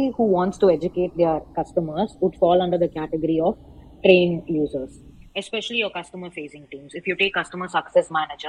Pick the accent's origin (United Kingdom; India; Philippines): India; Chidambaram, Tamil Nadu; I come from Chidambaram, and since it's more of a rural setting